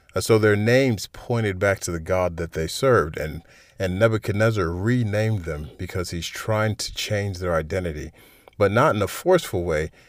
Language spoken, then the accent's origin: English; United States; externally I'm an American and I'm appropriately patriotic